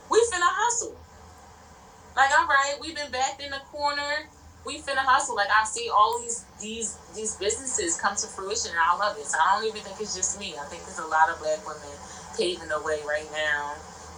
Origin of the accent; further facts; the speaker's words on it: Baltimore, Maryland, United States; I'm from Baltimore